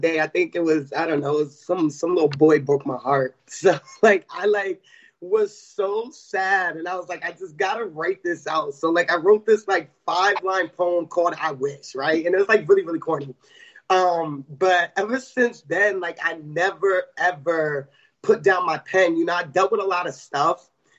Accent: Newport News, Virginia, United States; I'm actually from Newport News

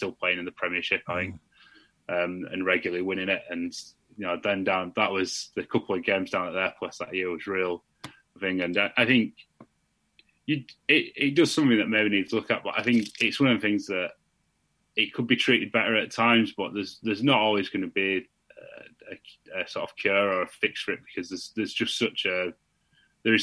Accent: Bradford, Yorkshire and the Humber, United Kingdom; now in Liverpool, United Kingdom; I'm originally from Bradford

